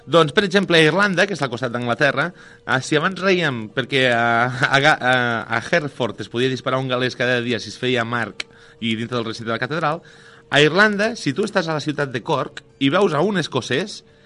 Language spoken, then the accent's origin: Catalan; Lleida, Catalonia, Spain; jo sóc de Lleida